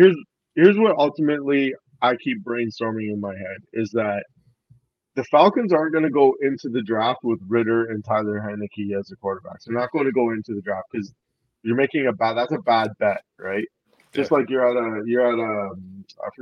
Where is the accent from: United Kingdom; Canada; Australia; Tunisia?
Canada; me being Canadian